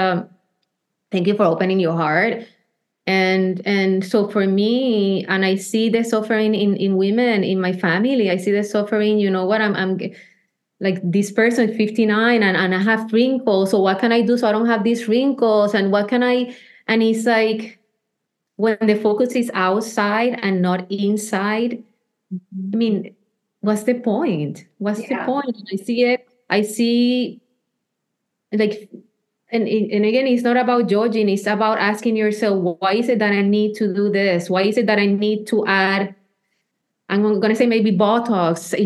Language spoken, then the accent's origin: English; Puerto Rico; I was born in Puerto Rico.